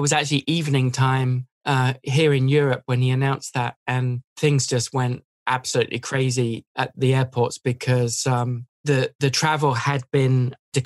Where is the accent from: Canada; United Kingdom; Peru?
United Kingdom; England; moved away as an adult; now in United States; I moved away from England